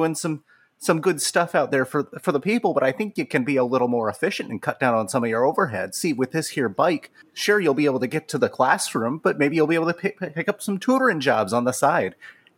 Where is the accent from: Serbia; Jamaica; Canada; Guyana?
Canada; Ma'am, I appreciate the compliment, and I'm not kind, I'm just Canadian.